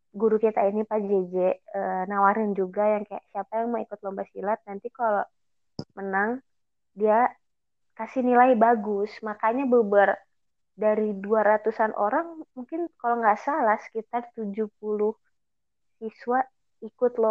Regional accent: Jakarta, Indonesia; padahal gue orang Betawi

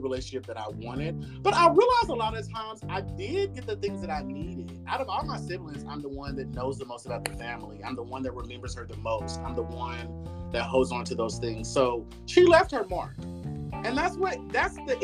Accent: Midwest, United States; I grew up in Midwest and this is a Republican state

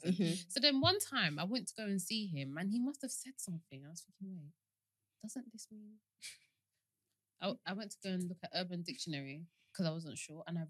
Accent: Kent, South East England, United Kingdom; I'm from Kent. So I'm from Kent

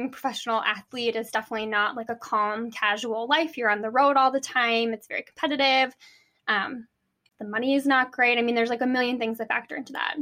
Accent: Minneapolis, Minnesota, United States; also born or lived in Des Moines, Iowa; I'm from Minneapolis. I still live here

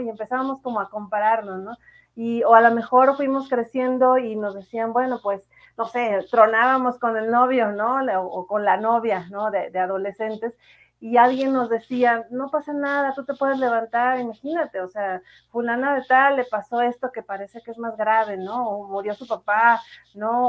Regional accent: Morelia, Michoacán, Mexico; moved away; also born or lived in Mexico City / Monterrey; yo nací en la Ciudad de México, pero viví mucho tiempo en Morelia y acá vive mi familia

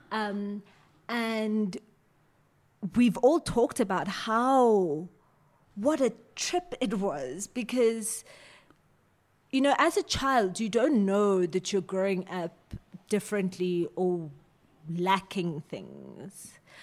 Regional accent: Johannesburg, Gauteng, South Africa; also born or lived in Sebokeng; I'm born and bred in Johannesburg

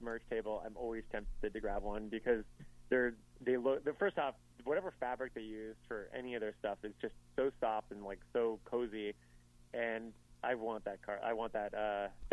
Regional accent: Miami, Florida, United States; moved away as an adult; now in Chicago, United States; I'm from South Florida. I'm from Miami originally, but I moved up here about 12 years ago

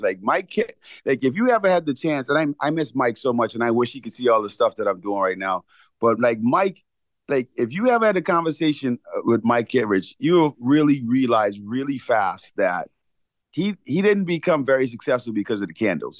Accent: Bahamas; moved away; growing up in the Bahamas

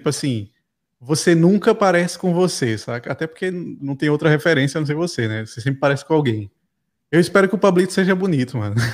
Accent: Recife, Pernambuco, Brazil; now in Portugal; E eu sou, caralho, eu sou Recife, sou de Pernambuco e tal. O meu sotaque, o sotaque do Recife já é um pouco parecido com o de Portugal, só que muda algumas coisas.

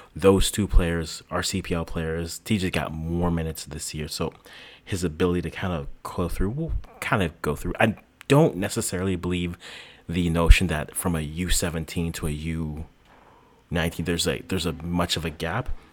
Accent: Orleans, Ontario, Canada; I am too from Orleans

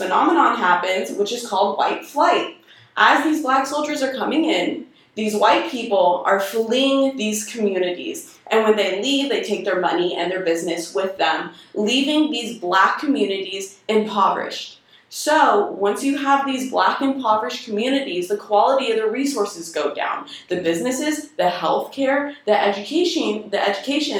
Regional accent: Simi Valley, California, United States; I was born and raised in Simi Valley

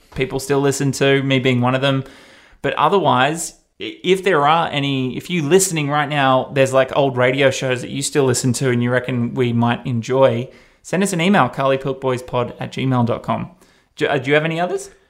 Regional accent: Australia; accent: Australian; I'm Australian

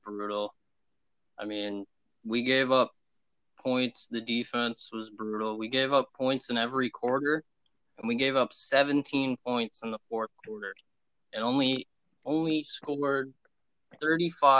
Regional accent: Canada; I'm from Canada

